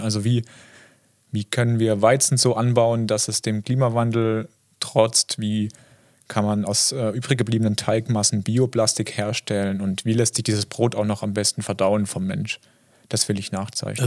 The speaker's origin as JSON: {"language": "German", "area": "Kaiserstuhl, near Freiburg", "region": "Baden-Württemberg", "country": "Germany", "tie": "born or raised there", "accent": "Alemannic", "said": "Ich bin in Freiburg geboren, tatsächlich im Krankenhaus. Ähm, aber aufgewachsen äh, in der Nähe am Kaiserstuhl, ist in der Weinbauregion an der französisch-deutschen Grenze"}